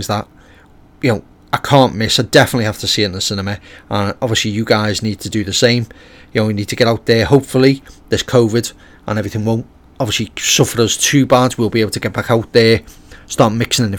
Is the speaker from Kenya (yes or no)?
no; United Kingdom; being British myself